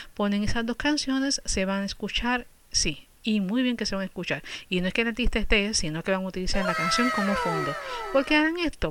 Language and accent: Spanish; Puerto Rico; now in United States; yo soy de Puerto Rico